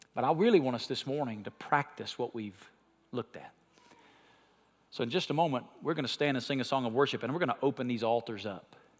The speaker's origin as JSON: {"language": "English", "region": "Alabama", "country": "United States", "tie": "born or raised there", "said": "When I was a kid, I grew up in Alabama"}